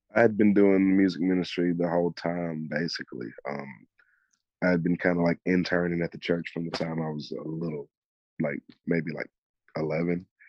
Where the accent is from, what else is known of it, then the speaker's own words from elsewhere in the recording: Mobile, Alabama, United States; growing up in Mobile